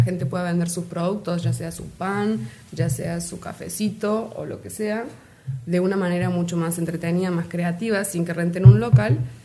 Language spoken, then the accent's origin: Spanish; Río Ceballos, Córdoba, Argentina; moved away as an adult; now in Cintalapa, Mexico; Nacida en Argentina, en Córdoba capital, eh, está justo en el centro del país de Argentina, y me crié en un pueblito turístico, ciudad ya, que se llama Río Ceballos.